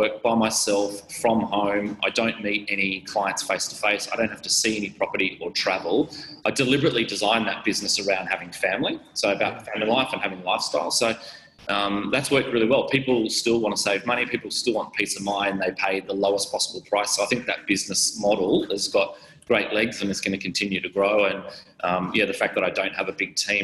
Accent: Sydney, New South Wales, Australia; also born or lived in Gold Coast, Queensland; I grew up on the Gold Coast from 3 till 9, so had a great lifestyle and following our family life up there. Then we moved back to Sydney

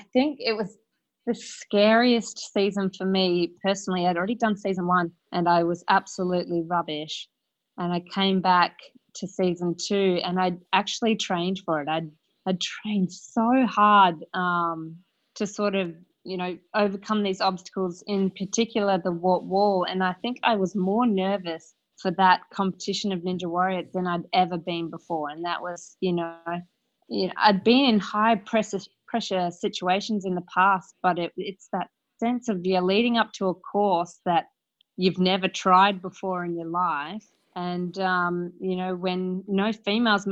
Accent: Perth, Western Australia, Australia; I'm from Perth, Australia

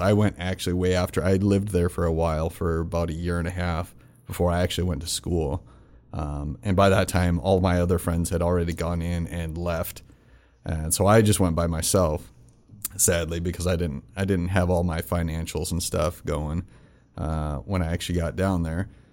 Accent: Rapid City, South Dakota, United States; also born or lived in Florida; I'm from Rapid

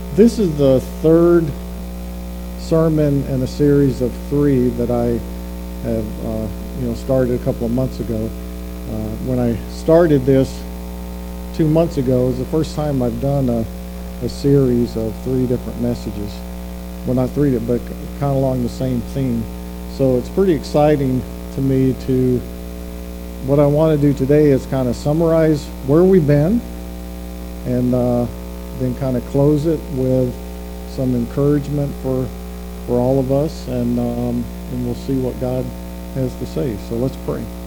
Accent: the South, United States; moved away as an adult; we're both from the South

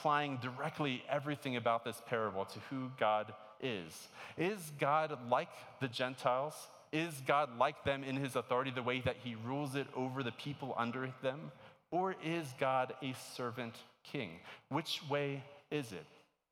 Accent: Maryland, United States; moved away as an adult; I grew up in Maryland. My entire life up until college, I was in Maryland

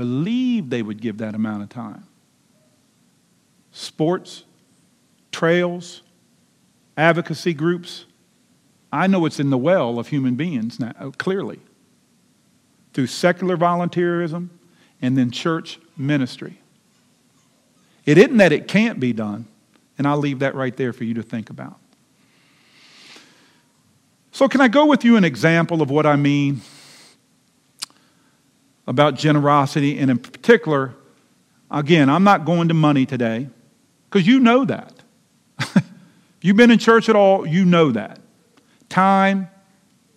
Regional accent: Lexington Park, Maryland, United States; also born or lived in Charles County, Maryland; I grew up in Lexington Park, Maryland

